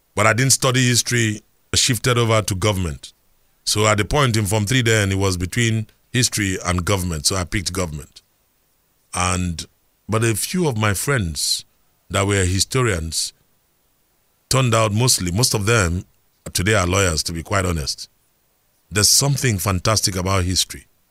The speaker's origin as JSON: {"language": "English", "region": "Lagos", "country": "Nigeria", "tie": "born or raised there", "said": "I remember growing up in Surulere, where we had a health center in Gbaja."}